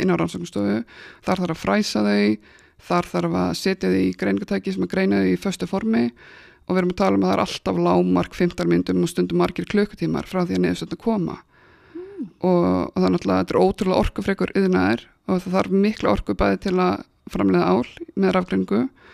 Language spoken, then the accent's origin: Icelandic; Akranes, Western Region, Iceland; ég er frá Akransinu